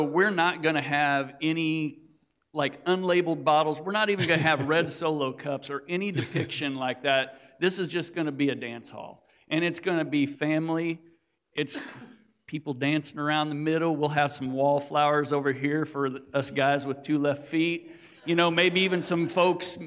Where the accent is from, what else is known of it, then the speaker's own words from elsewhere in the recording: Missouri, United States; we're from Missouri. We're rednecks